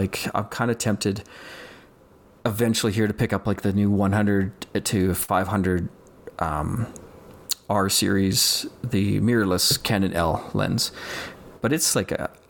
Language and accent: English; Calgary, Alberta, Canada; I'm from Calgary, Alberta, and I'm just a hobby photographer